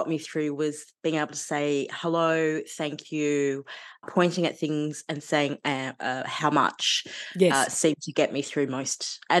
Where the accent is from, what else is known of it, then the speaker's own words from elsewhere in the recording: Sydney, New South Wales, Australia; I was born on Cammeraygal country, but then grew up sort of around Darug and Western Sydney country.